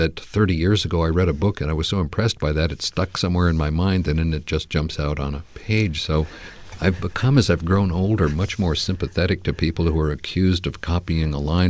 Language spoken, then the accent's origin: English; California, United States; when I'm in California, where, you know, I grew up in the San Fernando